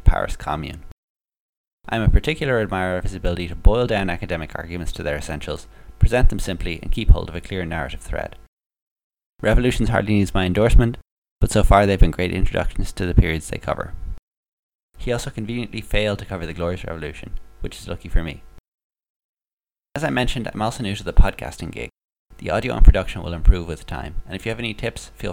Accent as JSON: {"language": "English", "country": "Ireland", "said": "I'm from Ireland"}